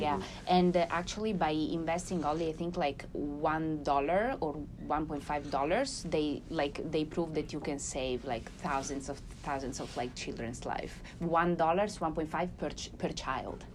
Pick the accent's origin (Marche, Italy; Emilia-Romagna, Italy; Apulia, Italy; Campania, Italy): Emilia-Romagna, Italy; Ferrara; I'm from Ferrara.